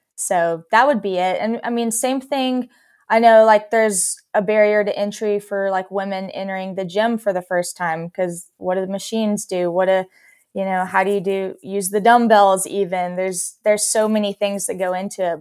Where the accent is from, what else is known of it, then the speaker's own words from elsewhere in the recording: Texas, United States; I grew up in Texas.